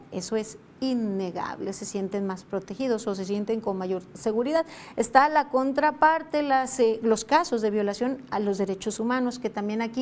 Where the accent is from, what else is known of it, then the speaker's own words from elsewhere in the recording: Colima, Mexico; así como colimenses, mexicanos salen de nuestro país por diferentes motivos